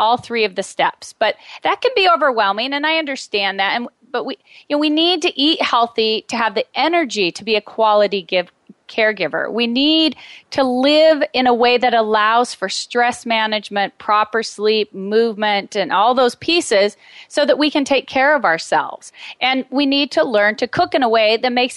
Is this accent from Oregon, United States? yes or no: yes; Medford, Oregon, United States; moved away; I moved back to my hometown right before my father was diagnosed with terminal cancer. So I was here to support him